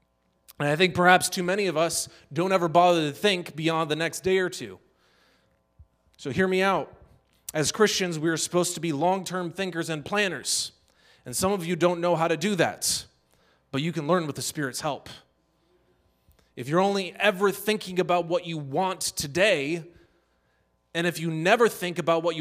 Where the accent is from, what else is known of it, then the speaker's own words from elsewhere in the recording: Dedougou, Boucle du Mouhoun, Burkina Faso; That's because I grew up in the Sahel region of West Africa.